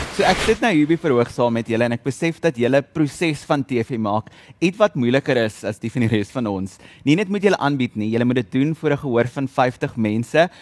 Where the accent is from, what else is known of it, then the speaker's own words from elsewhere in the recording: South Africa; ons as Suid-Afrikaners